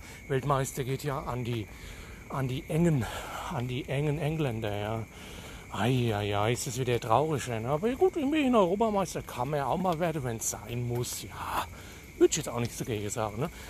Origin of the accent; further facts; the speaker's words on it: Hesse, Germany; accent: Hessian; Detmold, ja gut, führt ja. Aber ich komme eigentlich aus Hesse. Ich meine, an meinem Akzent kann, könnt ihr es ja vielleicht hören, aber vielleicht auch nicht, ne. Weil so ein starkes hessisches äh, Blatt labe ich ja gar nicht, ne